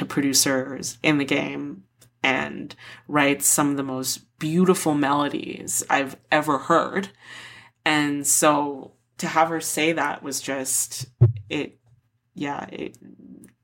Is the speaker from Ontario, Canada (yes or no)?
yes; Toronto, Ontario, Canada; I'm from Toronto